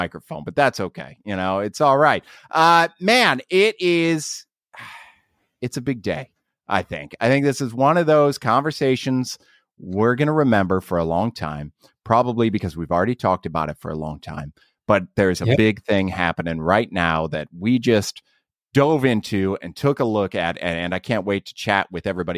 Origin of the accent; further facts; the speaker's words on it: Ohio, United States; I'm from Ohio